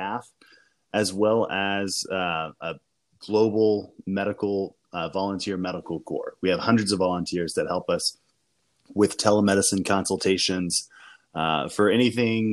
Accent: Nashville, Tennessee, United States; also born or lived in Boston / Addis Ababa; I'm from Nashville, Tennessee, born and raised

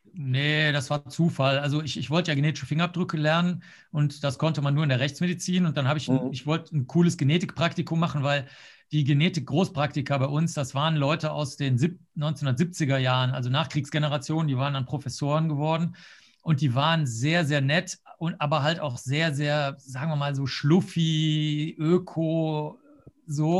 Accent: Cologne, North Rhine-Westphalia, Germany; also born or lived in Rosenheim / New York; ich bin ja jetzt in Köln aufgewachsen

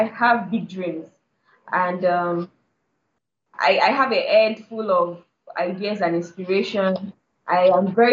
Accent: Lagos, Nigeria; also born or lived in Kano; I've lived all my life in Lagos, and I was born in Lagos. I was raised in Lagos

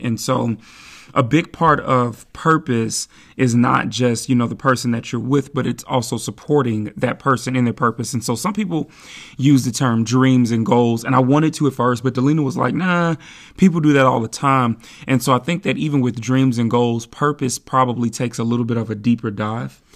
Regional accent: Midwest, United States; now in Seattle, United States; I'm from the Midwest, so I'm used to this kinda weather

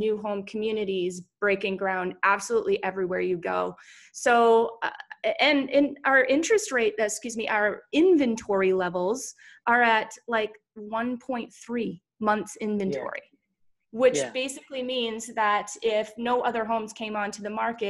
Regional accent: East Coast, United States; moved away; We're from there.

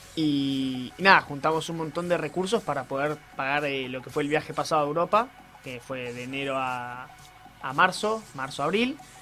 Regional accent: Ushuaia, Tierra del Fuego, Argentina; cuando yo tenía 4 o 5 años, fuimos a esquiar al Martial por primera vez a pie

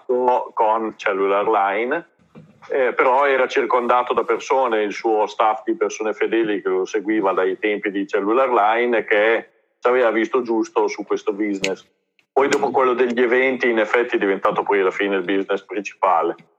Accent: Reggio Emilia, Emilia-Romagna, Italy; io sono di Reggio

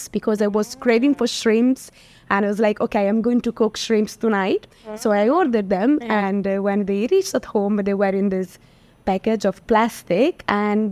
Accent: Florence, Tuscany, Italy; moved away as an adult; also born or lived in London; now in India; I'm from Florence, yes. The city of art and of meat as well

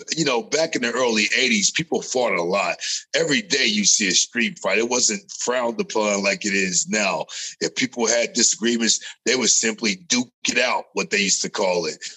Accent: California, United States; moved away; also born or lived in Las Vegas; growing up in California, before I got to Las Vegas

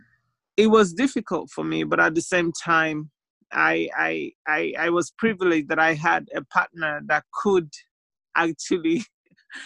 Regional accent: Nigeria; now in Staffordshire, United Kingdom; I'm a Nigerian

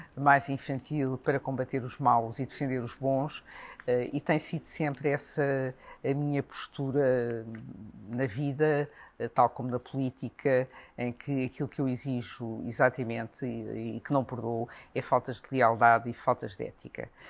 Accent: Portugal; somos de Portugal

